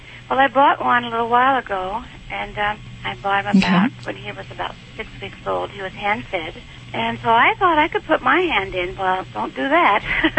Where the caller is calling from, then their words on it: Spokane, Washington, United States; Spokane, Washington.